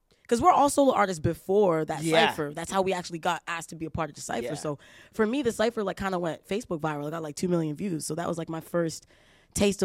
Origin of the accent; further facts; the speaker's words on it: Brampton, Ontario, Canada; also born or lived in Toronto; I grew up in Brampton. I moved to Brampton when I was like 8 or 9